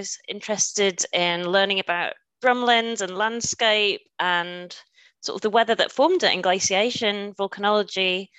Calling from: Germany; I should say guten Tag, as I am joining you from Germany.

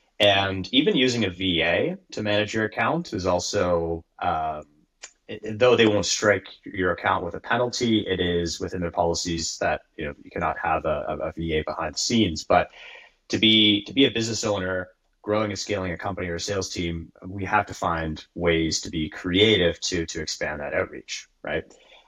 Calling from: Kingston, Ontario, Canada; I'm calling from the White North. Specifically in a small town called Kingston, which is halfway between Toronto and Ottawa.

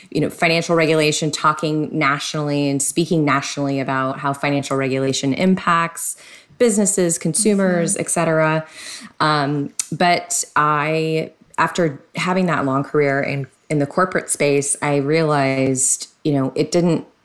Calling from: San Diego, California, United States; Yes, Southern California, it's San Diego. Very sunny day today.

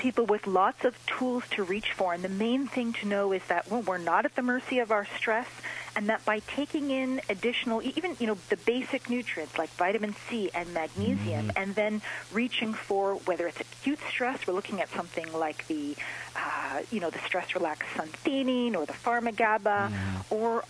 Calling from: near Toronto, Ontario, Canada; I'm calling in from near Toronto, Canada.

